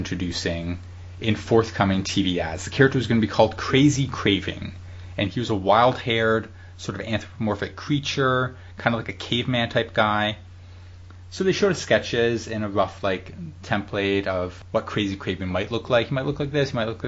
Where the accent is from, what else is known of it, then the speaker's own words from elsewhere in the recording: Canada; as Canadian